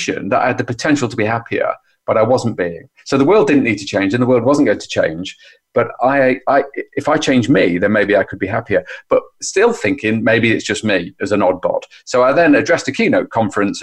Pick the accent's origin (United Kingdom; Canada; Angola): United Kingdom; as a Brit